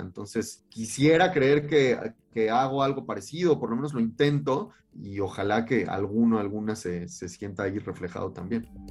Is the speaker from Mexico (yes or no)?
yes; Cuernavaca, Morelos, Mexico; also born or lived in Mexico City; yo nací en la Ciudad de México, pero crecí allá y pasé toda mi infancia de ese lado